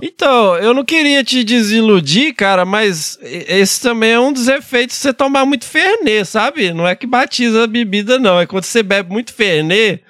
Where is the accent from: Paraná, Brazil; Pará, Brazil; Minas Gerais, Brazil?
Minas Gerais, Brazil; interior of; lá no interior de Minas, onde eu cresci